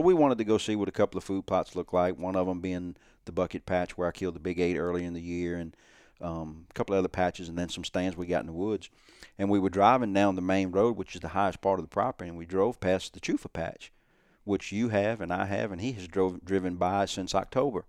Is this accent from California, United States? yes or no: no; South Louisiana, United States; my childhood growing up in South Louisiana on trawl boats